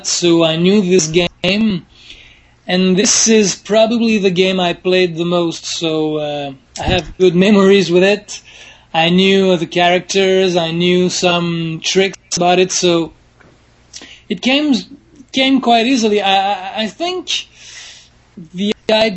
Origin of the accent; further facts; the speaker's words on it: Montreal, Quebec, Canada; I'm from Montreal, Quebec, Canada